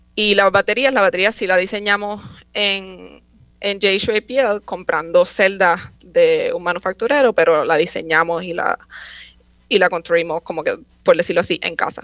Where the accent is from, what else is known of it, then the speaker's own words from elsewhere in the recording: Guaynabo, Puerto Rico; moved away as an adult; also born or lived in San Juan, Puerto Rico / Troy, New York; yo nací en San Juan, me crié en Guaynabo